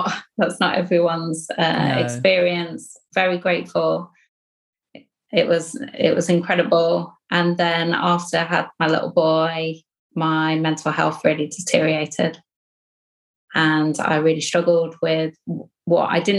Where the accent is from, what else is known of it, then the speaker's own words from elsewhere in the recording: Hastings, South East England, United Kingdom; moved away as an adult; now in Sheffield, United Kingdom; I was born in Hastings on the south coast of England. So by the sea.